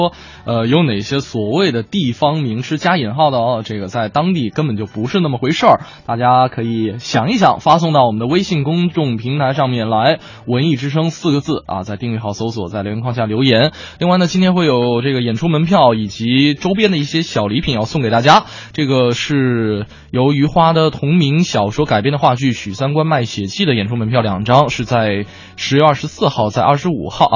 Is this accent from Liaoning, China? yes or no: yes; Liaoning, China; 我我老家是辽宁的，我在辽宁的街上看到了烤冷面